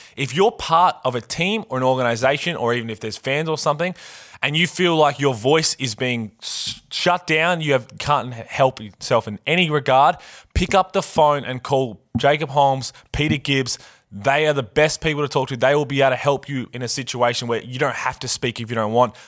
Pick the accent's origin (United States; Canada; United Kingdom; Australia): Australia; Adelaide, South Australia; I grew up in Adelaide